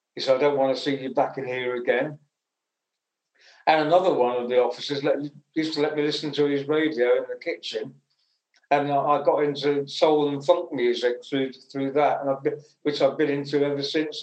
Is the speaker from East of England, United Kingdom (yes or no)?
yes; Essex, East of England, United Kingdom; I was born in Essex, and um, I went to a comprehensive school when I was 11